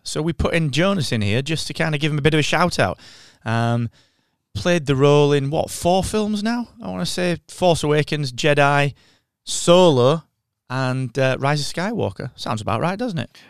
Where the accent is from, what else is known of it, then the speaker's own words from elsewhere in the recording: United Kingdom; as we British people say